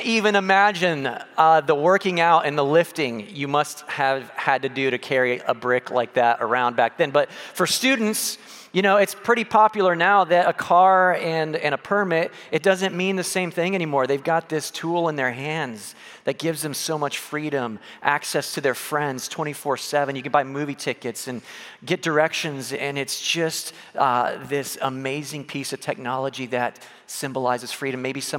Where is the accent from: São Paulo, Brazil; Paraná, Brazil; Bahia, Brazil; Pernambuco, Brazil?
São Paulo, Brazil; I grew up in South America, in Brazil, in São Paulo, and there, it's a big deal.